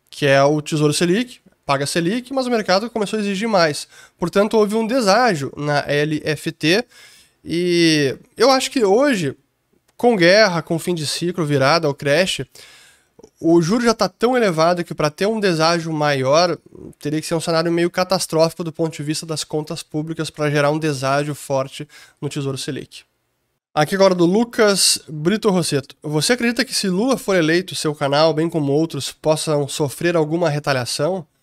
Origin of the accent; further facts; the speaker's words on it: Italy; Então, eu como italiano preferiria ter euros em vez de lira italiana.